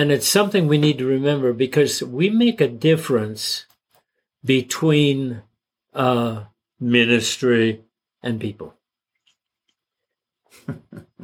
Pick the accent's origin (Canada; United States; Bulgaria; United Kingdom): Canada; I was born in Canada, so I'm a Canadian